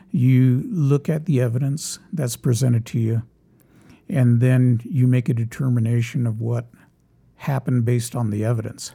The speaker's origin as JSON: {"language": "English", "town": "Los Angeles", "region": "California", "country": "United States", "tie": "born or raised there", "moved": "yes", "said": "I grew up in Los Angeles."}